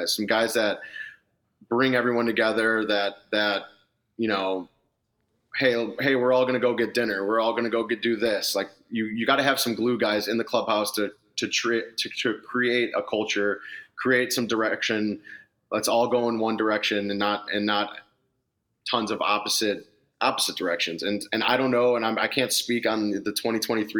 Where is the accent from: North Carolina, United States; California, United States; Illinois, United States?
Illinois, United States; Naperville; I'm from Naperville. I'm a local product